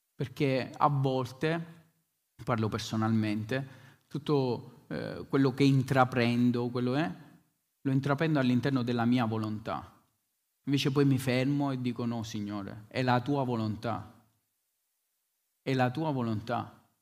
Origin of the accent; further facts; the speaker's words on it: Bronte, Sicily, Italy; venivamo da Bronte, Bronte, il mio paese a Follonica